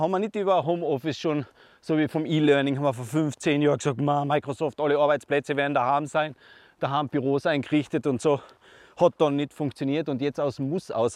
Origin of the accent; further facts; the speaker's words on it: East Tyrol, Austria; bei uns in Osttirol